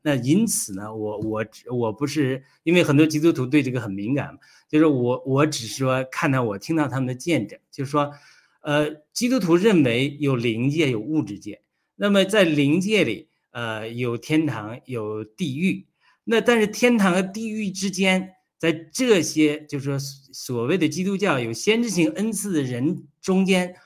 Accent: China; moved away; 我从小这也是在中国长大

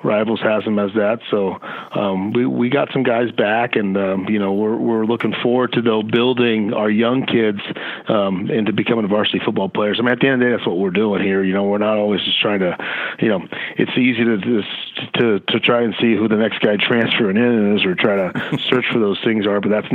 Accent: Livermore, California, United States; now in Las Vegas, United States; me as well, is from Livermore, California, which is really close to Concord

